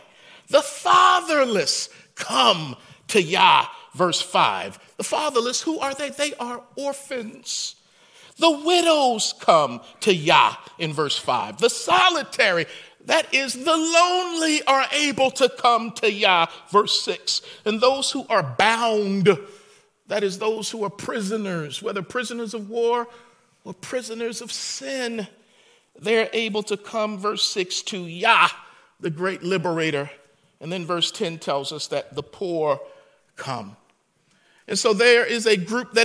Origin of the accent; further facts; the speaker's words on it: Baltimore, Maryland, United States; moved away; where I grew up in Baltimore